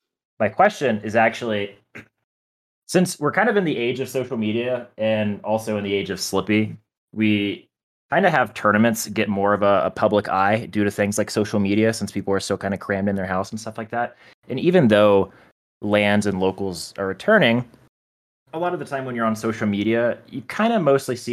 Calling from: Denver, Colorado, United States; I'm calling in from Denver, Colorado.

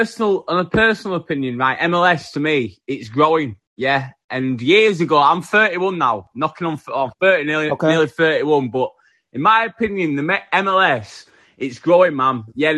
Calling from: Yorkshire and the Humber, United Kingdom; Yeah, West Yorkshire, man. England.

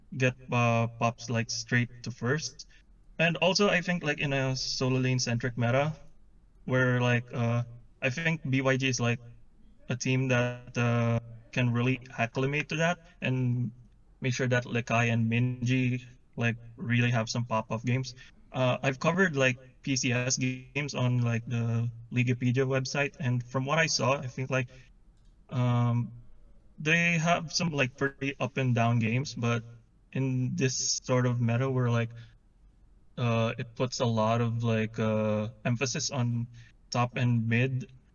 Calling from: Manila, Metro Manila, Philippines; I'm calling from Manila in the Philippines.

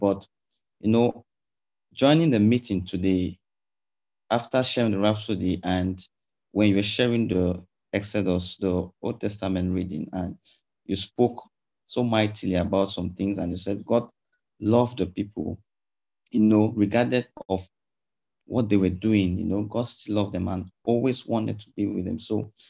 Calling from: Northern Cyprus, Cyprus; Thank you so much, Ma, for this opportunity. … from North Cyprus.

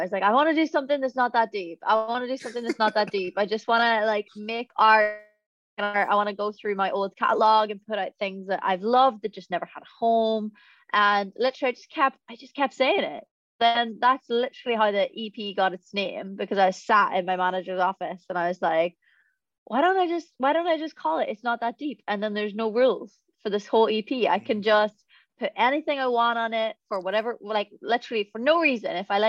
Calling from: England, United Kingdom; I come from England.

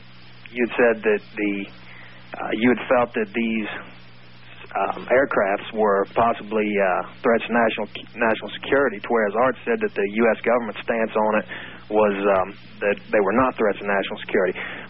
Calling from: Cincinnati, Ohio, United States; I'm calling from Cincinnati, Ohio, east of the Rockies.

